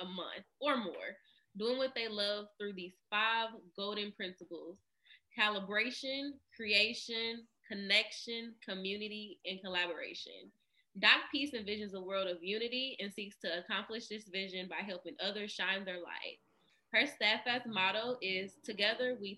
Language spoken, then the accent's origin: English; Kentucky, United States; now in California, United States; I'm from Kentucky